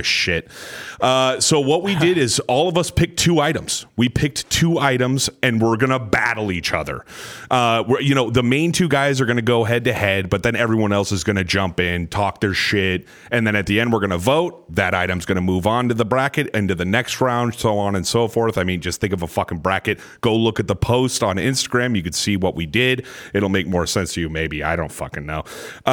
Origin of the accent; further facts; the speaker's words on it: Phoenix, Arizona, United States; now in Gilbert, United States; I'm from Gilbert, Arizona. Or actually, Phoenix, Arizona